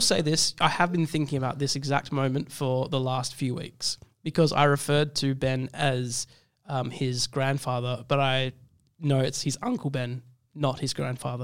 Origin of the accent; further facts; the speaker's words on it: South Africa; as a South African person.